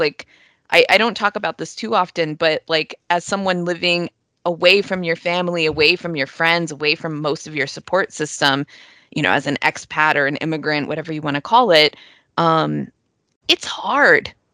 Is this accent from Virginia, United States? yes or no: yes; Northern Virginia, United States; also born or lived in New York; I grew up outside of Washington, D.C., in Northern Virginia